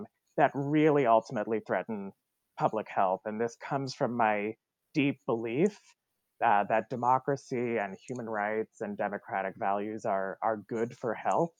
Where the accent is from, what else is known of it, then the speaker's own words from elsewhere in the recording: Canada; now in United States; as a Canadian who is an immigrant to the United States